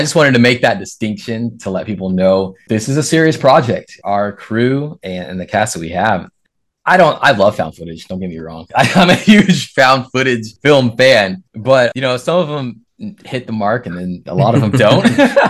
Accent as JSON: {"language": "English", "region": "West Coast", "country": "United States", "said": "like I'm from the West Coast."}